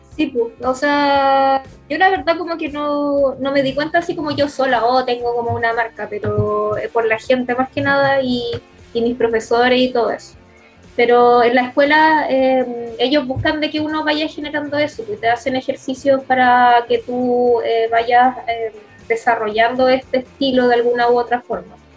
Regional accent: Concepción, Biobío, Chile; nací en Concepción y mi infancia eh, fue criada en Lorenzo Arenas

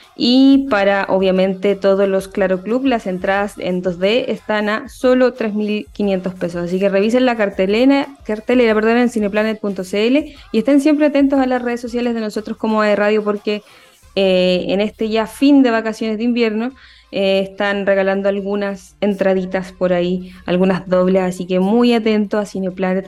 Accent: Concepción, Biobío, Chile; yo soy de Concepción

